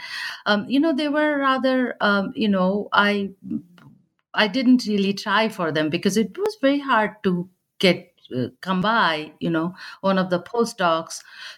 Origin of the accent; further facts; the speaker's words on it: Bihar, India; English is a second language; moved away; So I grew up in India, you know, in the Bihar and Bengal, that eastern part of India.